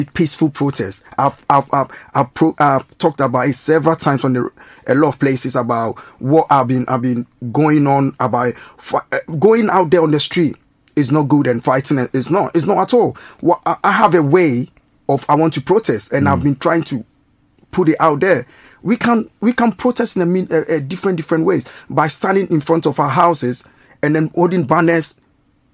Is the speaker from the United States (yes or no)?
no; Ghana; also born or lived in Reading / Huntingdon; now in United Kingdom; I'm from Ghana, right? When I was in Ghana, I was learning about British heritage